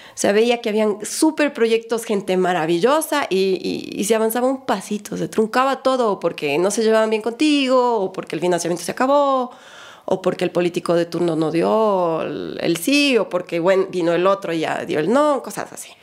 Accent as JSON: {"language": "Spanish", "town": "Cumbayá", "region": "Pichincha", "country": "Ecuador", "tie": "born or raised there", "moved": "as an adult", "lives_now": "Galápagos, Ecuador", "said": "Pues yo nací en Cumbayá. Cuando Cumbayá no era lo que es hoy día."}